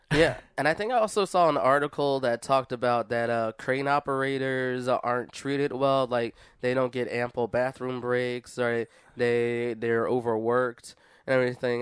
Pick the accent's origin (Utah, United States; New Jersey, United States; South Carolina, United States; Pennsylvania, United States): Pennsylvania, United States; Philadelphia; I come from Philadelphia